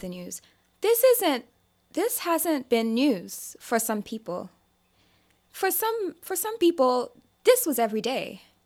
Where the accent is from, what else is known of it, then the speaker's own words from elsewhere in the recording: Nigeria; I'm Nigerian